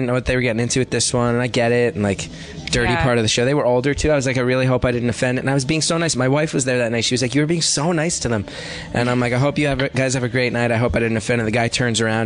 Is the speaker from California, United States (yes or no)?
no; New York, United States; New York, I'm from New York in particular